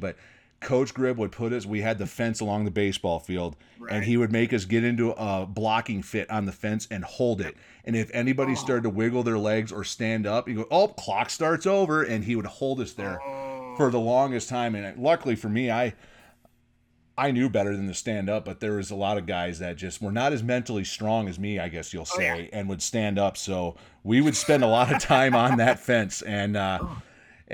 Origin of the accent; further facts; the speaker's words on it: Alpena, Michigan, United States; in my hometown